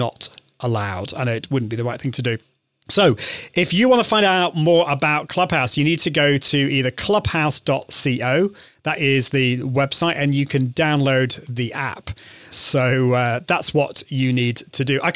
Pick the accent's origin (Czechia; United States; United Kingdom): United Kingdom; I'm from the UK, I'm British.